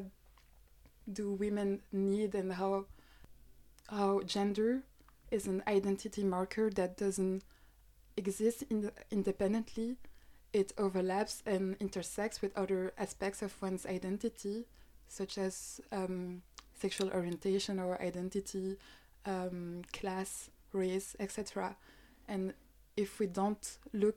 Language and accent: English; Belgium; I'm from Belgium